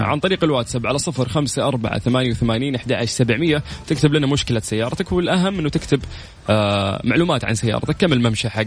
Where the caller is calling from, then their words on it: Riyadh, Riyadh Province, Saudi Arabia; من الرياض